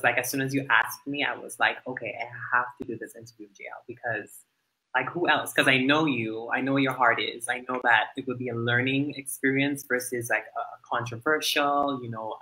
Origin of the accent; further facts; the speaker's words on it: Dominica; moved away; growing up in Dominica, you know, we're very religious driven